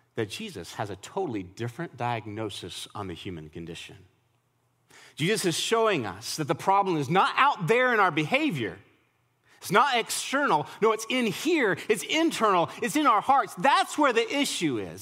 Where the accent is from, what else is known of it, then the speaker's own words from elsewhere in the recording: Colorado, United States; now in Nashville, United States; I'm from Colorado.